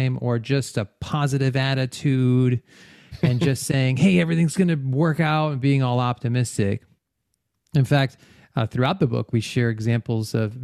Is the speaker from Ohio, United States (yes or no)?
no; Rhode Island, United States; moved away; also born or lived in Arkansas; I grew up in Rhode Island and moved around quite a bit. I've lived in like 5 or 6 different states, but Rhode Island was where I was born and raised.